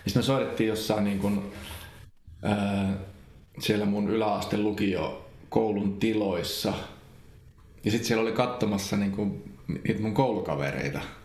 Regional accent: Central Finland, Finland; moved away; also born or lived in Helsinki; mä kyllä ehkä halusin muuttaa Keski-Suomeen takaisin

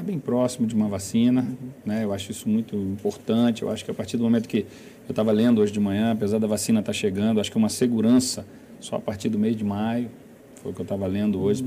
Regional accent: Brasília, Federal District, Brazil; como brasiliense também, né, como morador dessa cidade

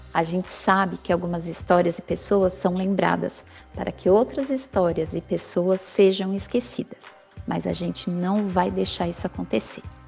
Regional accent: São Paulo, Brazil; Eu nasci em Americanópolis, que é um bairro periférico da zona sul da cidade de São Paulo

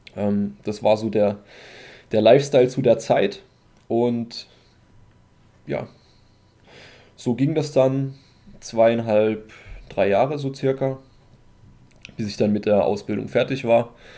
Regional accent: Germany; bei uns in Deutschland

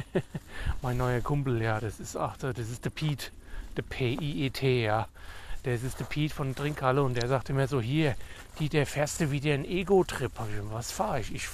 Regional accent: Hesse, Germany; dann bin ich in meine alte Heimat, ja, nach Nordhesse. Ins nordhessische, friesische Bergland nenne ich es immer.

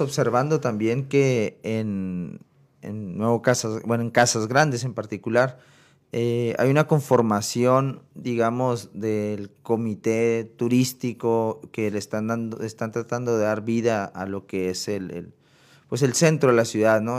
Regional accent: Sonora, Mexico; moved away as an adult; now in Chihuahua, Mexico; yo soy sonorense, o sea, vecino de ustedes

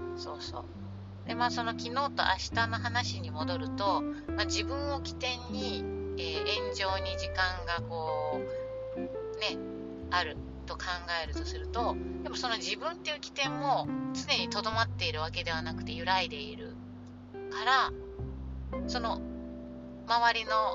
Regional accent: Japan; 日本人の日本で生まれ育った私たち

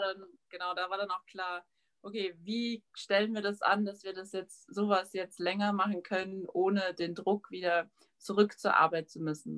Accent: Witten, North Rhine-Westphalia, Germany; moved away as an adult; also born or lived in Cologne; now in Whitehorse, Canada; ich komme aus, ähm, genau, in der Nähe von Köln, das ist ähm, Witten heißt das eigentlich

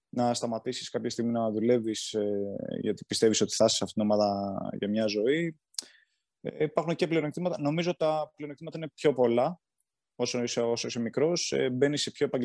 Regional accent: Galatsi, Attica, Greece; εγώ είμαι από το Γαλάτσι

